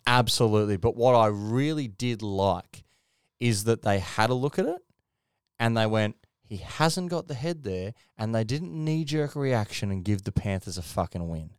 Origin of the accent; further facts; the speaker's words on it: Queensland, Australia; As a Queenslander